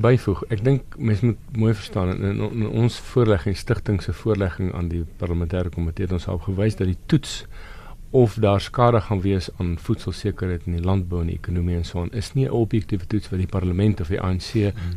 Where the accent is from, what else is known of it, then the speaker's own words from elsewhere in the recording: South Africa; as Suid-Afrikaners en as minderhede